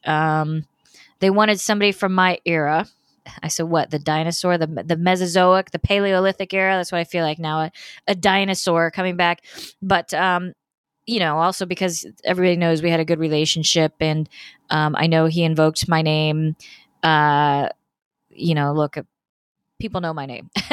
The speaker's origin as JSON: {"language": "English", "region": "Indiana", "country": "United States", "moved": "as an adult", "lives_now": "Florida, United States", "said": "I'm from Indiana originally. I, of course, live in Florida now"}